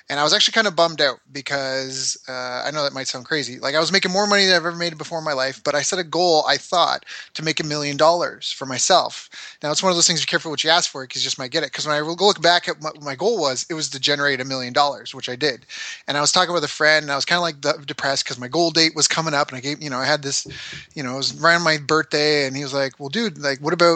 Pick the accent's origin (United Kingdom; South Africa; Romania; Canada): Canada; I'm a Canadian who's traveled the world, lived all over.